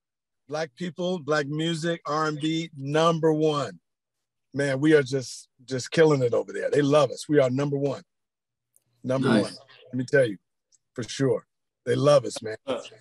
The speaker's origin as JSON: {"language": "English", "town": "Sacramento", "region": "California", "country": "United States", "tie": "born or raised there", "also_born_or_lived": "New Zealand / Australia", "moved": "as an adult", "said": "I'm originally from Sacramento, California, born and raised in Sacramento, California, via New Zealand and Australia, because I left out a year when I in high school."}